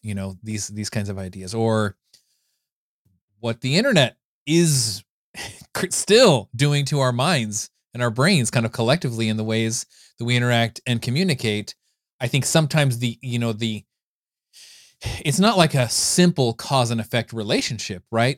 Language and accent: English; California, United States; I grew up in California